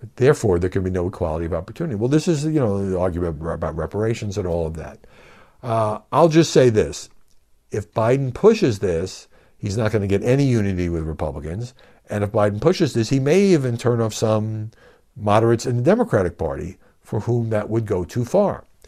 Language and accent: English; New York City, New York, United States; I'm from Brooklyn